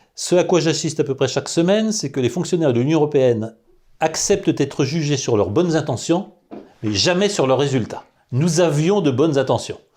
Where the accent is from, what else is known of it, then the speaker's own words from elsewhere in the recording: France; nous sommes des Français